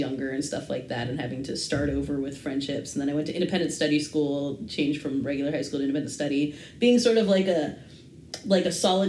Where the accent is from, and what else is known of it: Massachusetts, United States; born or raised there; moved away; also born or lived in California